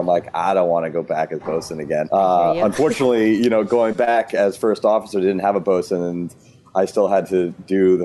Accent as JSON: {"language": "English", "town": "Baltimore", "region": "Maryland", "country": "United States", "tie": "born or raised there", "also_born_or_lived": "Massachusetts", "said": "spent most of my life in Baltimore and still live there today"}